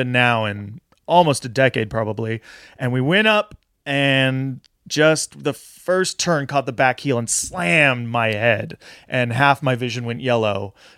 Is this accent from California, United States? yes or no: yes; Big Bear, California, United States; Big Bear, my hometown where I was living